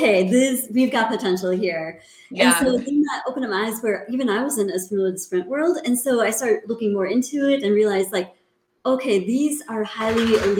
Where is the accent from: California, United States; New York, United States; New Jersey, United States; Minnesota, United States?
Minnesota, United States; moved away; I'm originally from Minnesota, where the sled dog scene is much bigger